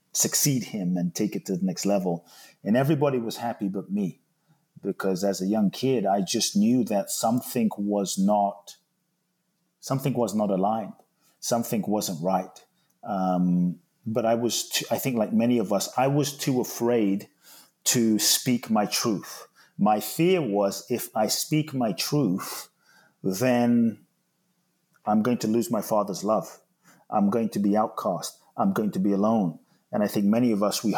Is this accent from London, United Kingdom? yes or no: yes; London, United Kingdom; moved away as an adult; also born or lived in Ghana; now in United States; I grew up in London, live in the US now since 18